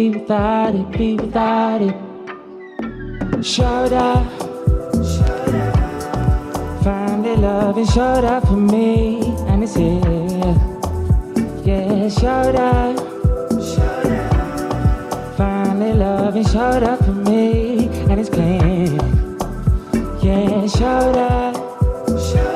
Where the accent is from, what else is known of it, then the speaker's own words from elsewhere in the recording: Wolverhampton, West Midlands, United Kingdom; I'm a local lad. I grew up in Newbridge, just behind the Compton training facility